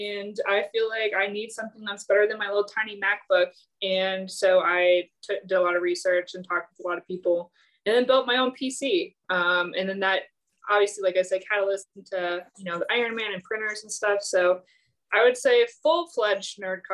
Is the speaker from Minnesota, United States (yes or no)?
yes; Minnesota, United States; moved away as an adult; also born or lived in Virginia; now in St. Louis, United States; I'm from Minnesota originally